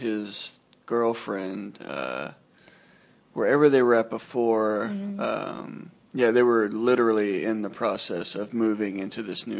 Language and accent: English; Northern California, United States; my old neighbor from back in my hometown in Northern California